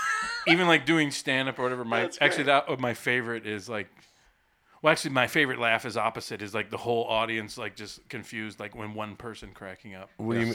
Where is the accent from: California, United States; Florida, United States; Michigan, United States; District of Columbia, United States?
Michigan, United States; Detroit; I grew up in Detroit and watching Canadian TV.